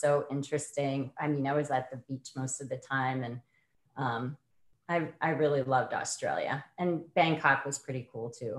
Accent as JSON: {"language": "English", "region": "Central Massachusetts", "country": "United States", "also_born_or_lived": "South Korea / Colorado", "moved": "as an adult", "said": "I'm from Central Massachusetts, originally, you know, pretty simple small town life"}